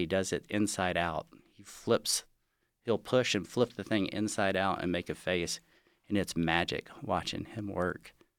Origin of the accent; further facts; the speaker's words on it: Galveston, Texas, United States; now in Lake Tahoe, United States; I grew up in Galveston, Texas